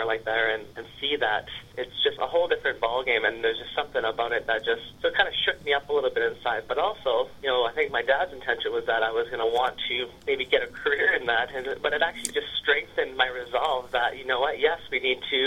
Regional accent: Prince Rupert, British Columbia, Canada; also born or lived in Vanderhoof; I was raised in Prince Rupert with my mom and my stepdad

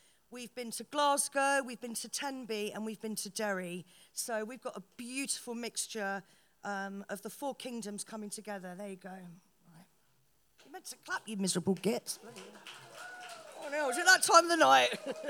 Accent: Paris, Île-de-France, France; born there; I was born in Paris, and I've always been influenced by salons

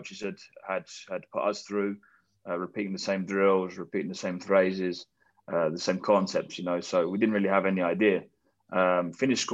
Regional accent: Witham, East of England, United Kingdom; I'm born and raised in Witham, between Chelmsford and Colchester in Essex

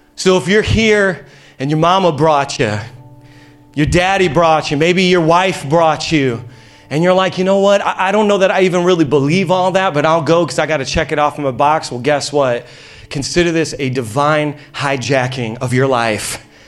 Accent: Indiana, United States; moved away as an adult; now in Long Island, United States; I'm from Indiana, y'all. We starve out there because all we have is corn.

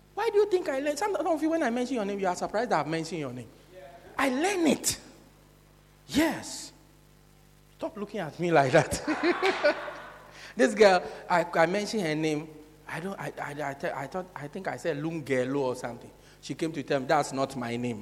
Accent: South Africa; From South Africa

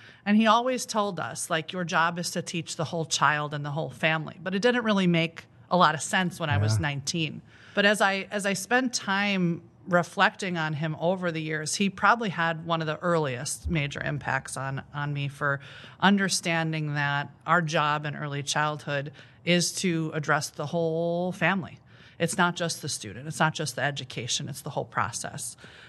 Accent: Sycamore, Illinois, United States; So I am from Sycamore, Illinois, not too far from here.

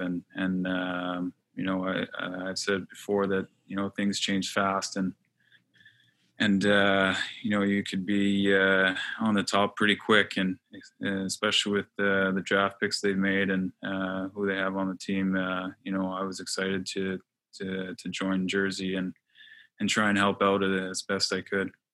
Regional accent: Montreal, Quebec, Canada; I'm from Montreal

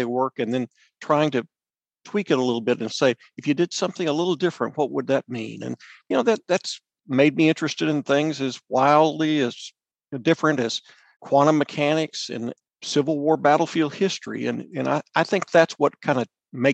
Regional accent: Midland, Texas, United States; I grew up in West Texas in a town called Midland

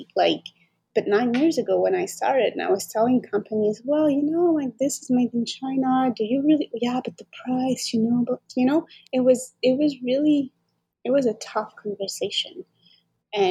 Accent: France; moved away as an adult; now in Montreal, Canada; I grew up in France

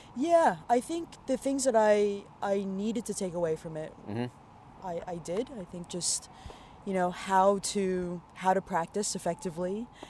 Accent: Toronto, Ontario, Canada; born and raised in Toronto, born at the Wellesley Hospital, just down the road.

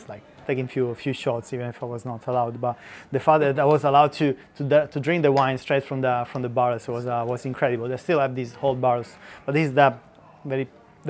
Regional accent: Abruzzo, Italy; moved away as an adult; now in London, United Kingdom; I'm from Abruzzo.

